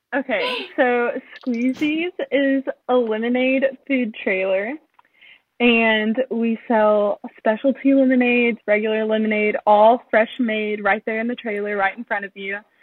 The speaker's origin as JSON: {"language": "English", "town": "Owensboro", "region": "Kentucky", "country": "United States", "moved": "as an adult", "said": "I'm from Owensboro, Kentucky, a small town in western Kentucky, and I'm 19."}